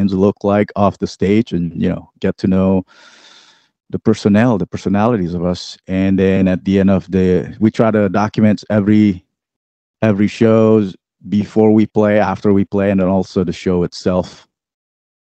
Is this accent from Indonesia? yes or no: yes; Indonesia; moved away; I grew up in Indonesia